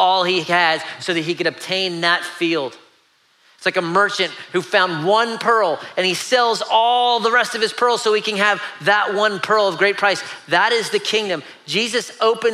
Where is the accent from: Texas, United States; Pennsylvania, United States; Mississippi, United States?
Pennsylvania, United States; now in Savannah, United States; I grew up in Pennsylvania and we would go hunting